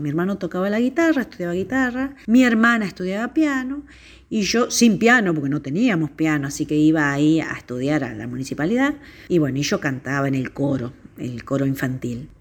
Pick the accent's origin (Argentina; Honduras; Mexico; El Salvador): Argentina; Venado Tuerto, Santa Fe; moved away as an adult; also born or lived in Rosario / Buenos Aires; nací en Venado Tuerto, que es el sur de la provincia de Santa Fe